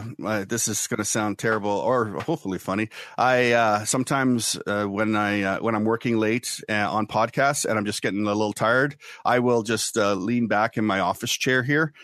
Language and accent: English; Ottawa, Ontario, Canada; born there; also born or lived in Winnipeg, Canada / Kingston, Canada / Lahr, Germany; And so I was born in Ottawa, Ontario, Canada, and then moved around from there to Winnipeg, Manitoba, Kingston, Ontario, Kippenheim, West Germany, Lahr, West Germany.